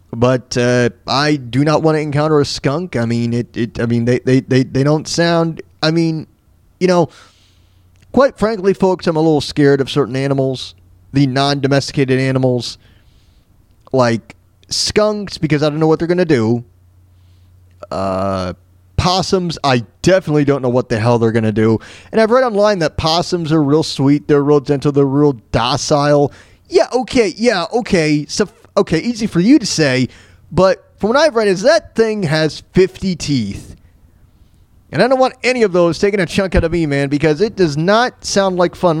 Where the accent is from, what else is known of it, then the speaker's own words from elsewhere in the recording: Florida, United States; moved away; I'm from Florida